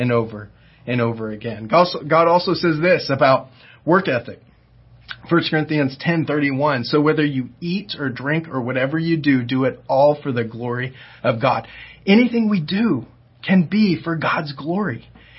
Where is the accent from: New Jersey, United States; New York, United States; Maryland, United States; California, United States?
California, United States; Diamond Bar; moved away; also born or lived in Oklahoma; I grew up in Diamond Bar, which is not too far from Ontario